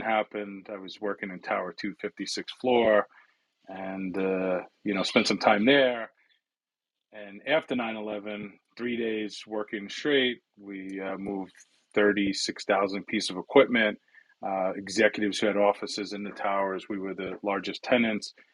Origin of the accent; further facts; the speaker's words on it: New York City, New York, United States; first language Italian; English is a second language; I grew up in New York City in a small borough called the Bronx. I was born and raised there